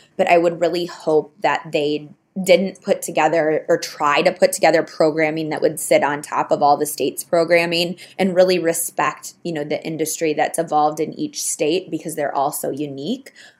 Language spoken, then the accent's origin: English; Arizona, United States; my home state